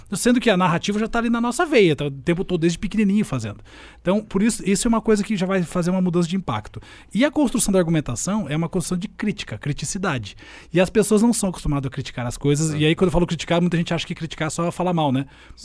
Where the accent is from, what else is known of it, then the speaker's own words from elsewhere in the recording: Curitiba, Paraná, Brazil; cresci muito de boa, sei assim, aqui em Curitiba, sou curitibano